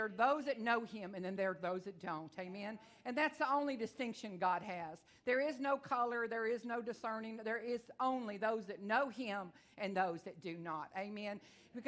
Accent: Texas, United States; I am from Texas. I talk real fast

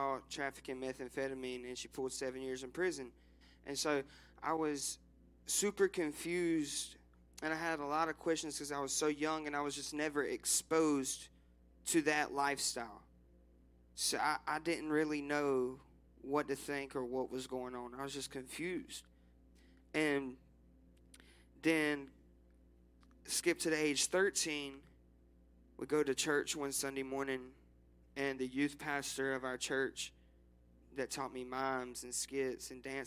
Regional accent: Rockingham, North Carolina, United States; I was born and raised in Rockingham, North Carolina

